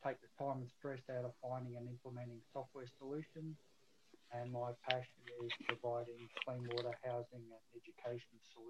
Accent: Melbourne, Victoria, Australia; I'm from Melbourne, Australia.

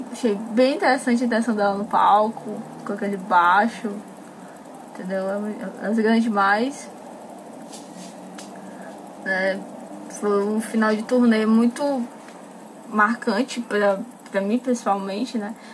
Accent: Pantanal, Brazil; Sou meio pantaneira, nossa tinha novela, mas sou bem pantaneira.

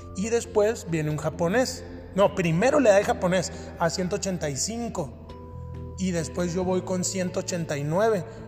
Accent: Hermosillo, Sonora, Mexico; now in Mexico City, Mexico; Yo vengo de la ciudad de Hermosillo, Sonora. Soy de la ciudad de Hermosillo, Sonora y radico en la Ciudad de México.

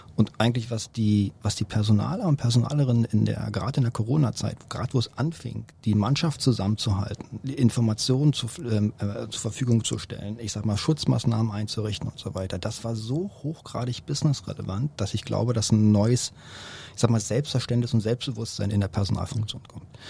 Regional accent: Berlin, Germany; Bin hier geboren, aufgewachsen

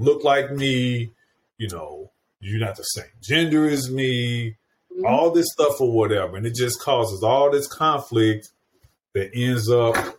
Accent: St. Louis County, Missouri, United States; my hometown area, St. Louis County, Missouri

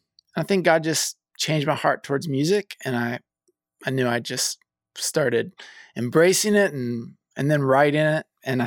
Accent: the South, United States; now in Los Angeles, United States; I grew up in the South kind of as a Christian

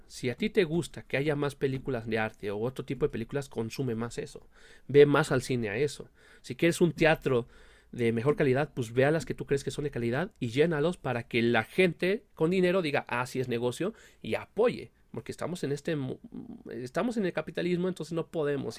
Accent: Mexico; nosotros como mexicanos

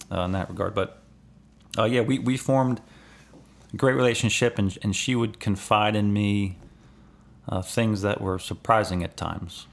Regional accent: Elkton, Maryland, United States; I'm from Elkton

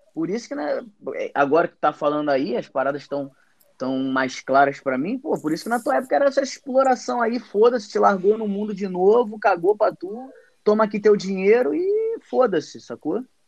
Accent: Mesquita, Rio de Janeiro, Brazil; Eu sou de Mesquita, né? Aqui no Rio de Janeiro

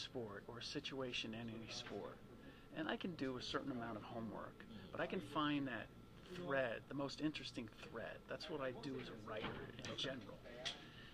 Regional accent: United States; first language German; English is a second language; I'm a first generation American

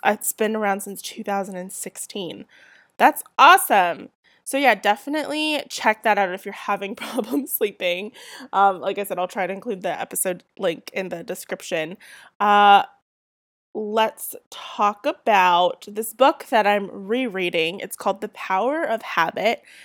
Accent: Southern California, United States; accent: Southern California; I'm born and raised in Southern California

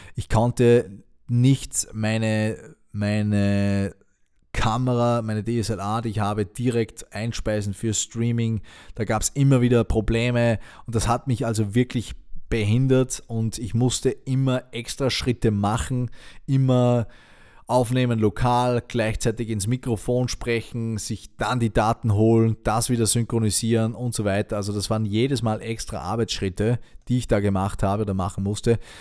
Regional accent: Austria; Bei uns in Österreich

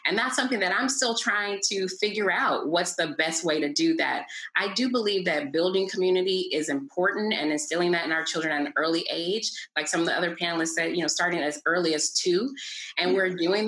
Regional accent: the deep South, United States; moved away as an adult; now in Los Angeles, United States; I'm from the deep South, born and raised in the South, now living in Los Angeles.

